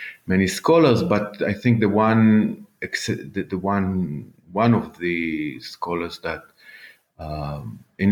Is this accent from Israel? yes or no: yes; Jerusalem, Jerusalem District, Israel; also born or lived in Canada; I was born in Israel, actually in Jerusalem, almost never left Jerusalem just for, you know, academic reasons